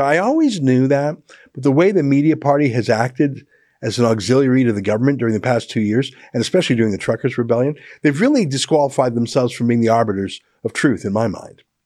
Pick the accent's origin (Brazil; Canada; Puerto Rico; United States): Canada; as a Canadian